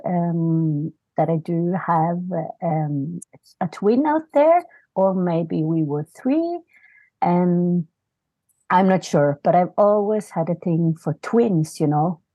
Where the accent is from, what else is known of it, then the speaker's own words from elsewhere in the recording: Norway; also born or lived in South Korea; I live in Norway. I, I came from South Korea when I was, uh, five and a half months